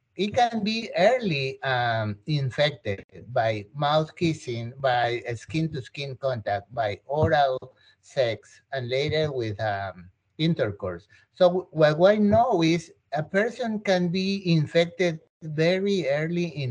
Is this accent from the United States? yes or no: no; Peru; moved away; I'm from South America, I'm from Peru